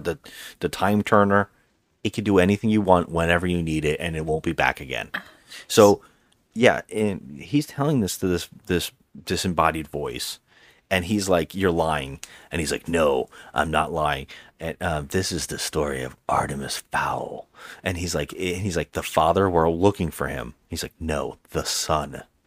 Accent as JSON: {"language": "English", "country": "Ireland", "said": "as an Irishman"}